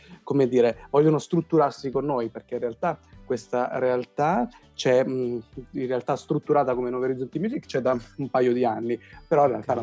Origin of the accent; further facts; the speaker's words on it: San Giovanni Rotondo, Apulia, Italy; moved away; sono stato nel mio paese di origine che è San Giovanni Rotondo